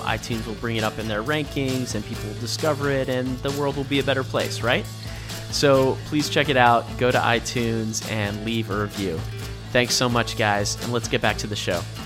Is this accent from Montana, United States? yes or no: no; New York City, New York, United States; moved away as an adult; growing up outside New York City and then in New York City and Brooklyn